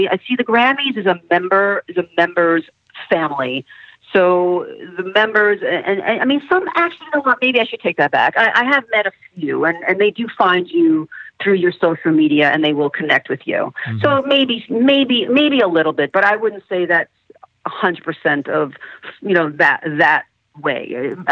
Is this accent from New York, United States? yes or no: yes; New York, United States; I grew up in New York as a little girl